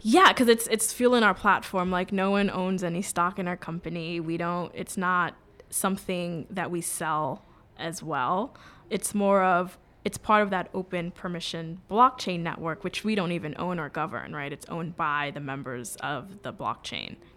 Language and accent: English; New York City, New York, United States; also born or lived in Jamaica; So I grew up in New York City. I grew up in the Bronx